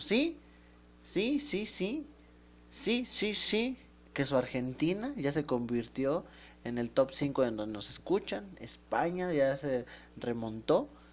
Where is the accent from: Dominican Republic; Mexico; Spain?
Mexico; los mexicanos